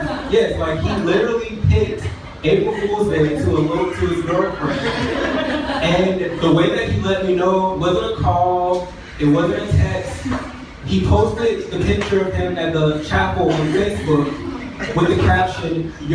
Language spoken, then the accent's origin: English; Atlanta, Georgia, United States; I'm from the South, I'm from Atlanta.